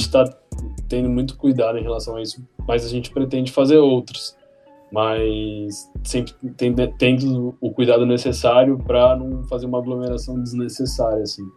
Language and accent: Portuguese; São Sebastião, São Paulo, Brazil; moved away as an adult; now in São Paulo, Brazil; eu sou de São Sebastião, sou nascido em São Sebastião litoral de São Paulo